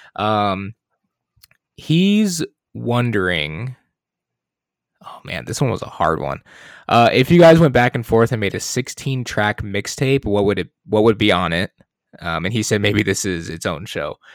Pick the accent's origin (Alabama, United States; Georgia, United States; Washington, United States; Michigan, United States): Michigan, United States; moved away; also born or lived in Arizona; I'm from Michigan